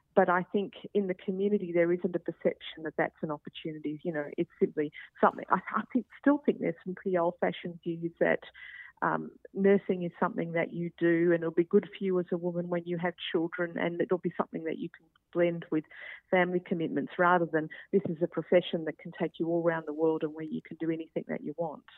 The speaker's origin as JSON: {"language": "English", "region": "Queensland", "country": "Australia", "said": "I'm a Queenslander"}